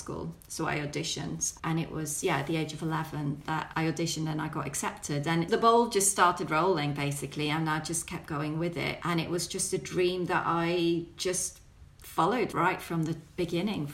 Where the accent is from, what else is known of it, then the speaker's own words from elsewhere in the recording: Belgium; I grew up in Belgium